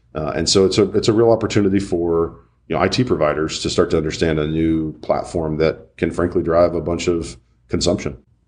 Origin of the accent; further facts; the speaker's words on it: Birmingham, Alabama, United States; I'm from Birmingham and, uh, used to this hot steaminess